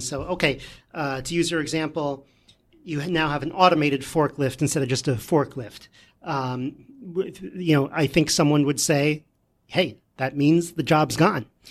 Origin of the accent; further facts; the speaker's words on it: New York, United States; we're from New York here, so if you want to learn how to speak in New York